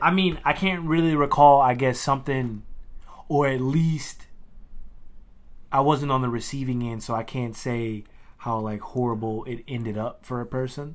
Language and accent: English; Louisiana, United States; as a kid from Louisiana, like, growing up in the South